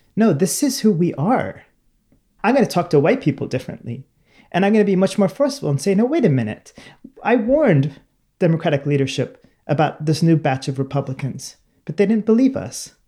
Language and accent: English; Sacramento, California, United States; I'm from Sacramento, California